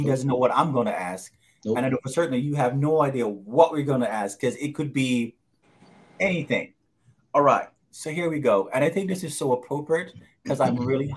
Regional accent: Jamaica; I grew up in Jamaica

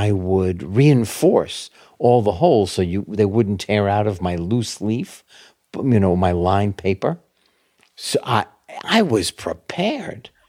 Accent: New York City, New York, United States; born or raised there

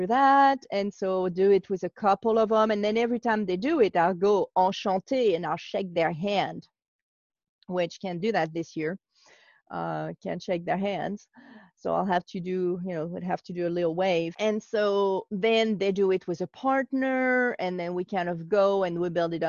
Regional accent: France; now in United States; I'm from France, I live in the US

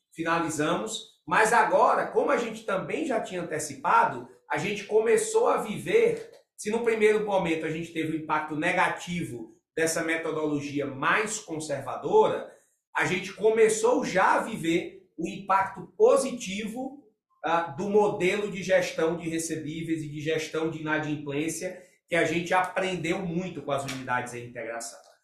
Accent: Brazil

